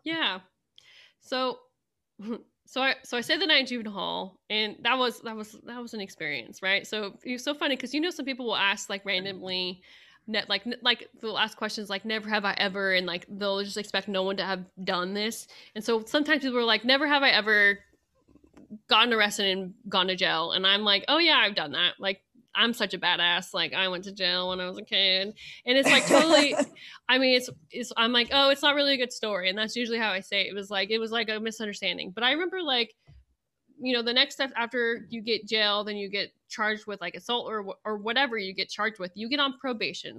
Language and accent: English; Central Valley of California, United States; moved away as an adult; also born or lived in Idaho / Saint Kitts; now in Manhattan, Kansas, United States; where I'm from and in, uh, in the Central Valley of California, we're thirty miles from the Sierra Nevada Mountains